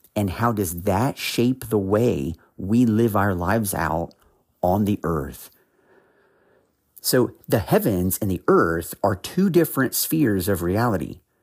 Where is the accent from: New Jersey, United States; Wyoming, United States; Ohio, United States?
Ohio, United States; now in North Carolina, United States; I, I'm from Ohio originally. I, I have actually now lived in North Carolina for several years, but I am originally from the Midwest